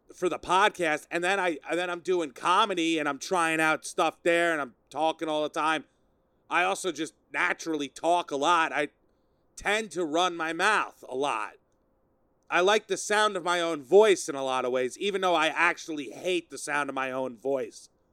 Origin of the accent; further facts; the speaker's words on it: Sayville, New York, United States; I'm in my hometown, my hometown of Sayville. Sayville, Long Island